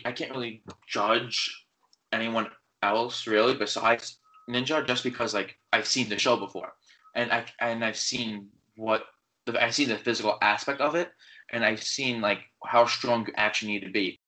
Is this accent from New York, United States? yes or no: yes; New York, United States; I'm from New York